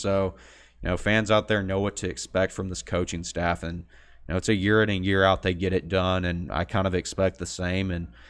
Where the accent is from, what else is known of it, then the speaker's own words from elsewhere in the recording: Midland, Texas, United States; Like, growing up in Midland, the fact that, you know, I'm used to Central.